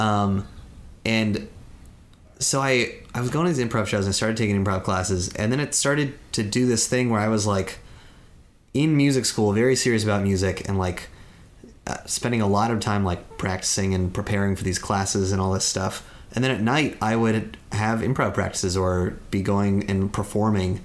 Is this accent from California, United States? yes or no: yes; Santa Cruz Mountains, California, United States; moved away as an adult; now in Los Angeles, United States; I'm from the Santa Cruz Mountains